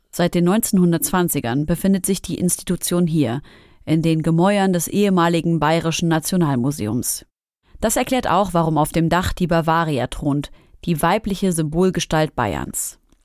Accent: Syria; Ich bin Syrerin

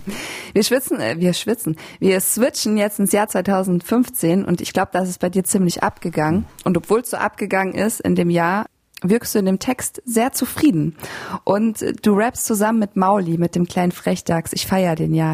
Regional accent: Bavaria, Germany; Ich bin ja auch in Bayern aufgewachsen

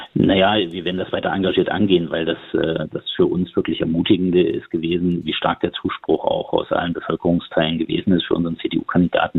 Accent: Thuringia, Germany; mein Heimatland

